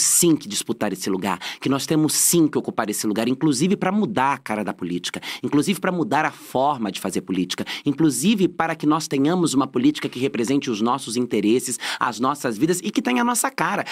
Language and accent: Portuguese; Francisco Morato, São Paulo, Brazil; A minha infância eu cresci em Francisco Morato, criada pelas minhas avós